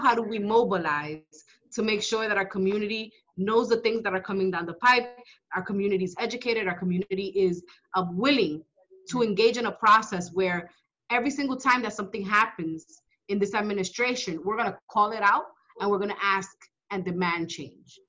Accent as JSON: {"language": "English", "region": "New York", "country": "United States", "tie": "born or raised there", "also_born_or_lived": "Dominican Republic", "said": "I was growing up in Washington Heights, in Manhattan, in Upper Manhattan"}